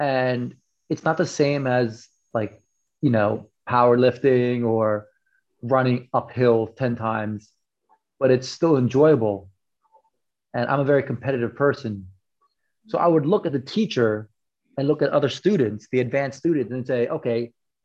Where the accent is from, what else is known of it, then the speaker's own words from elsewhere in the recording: United States; moved away as an adult; now in Thailand; growing up in America as a first generation immigrant